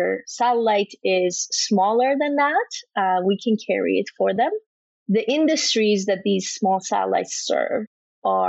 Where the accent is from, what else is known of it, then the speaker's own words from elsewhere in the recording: Iran; now in Canada; I was born and raised in Iran